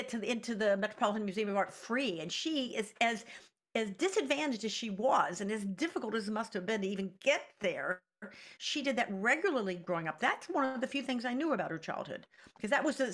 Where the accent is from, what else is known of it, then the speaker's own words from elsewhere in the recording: Roanoke, Virginia, United States; I was born in Roanoke, Virginia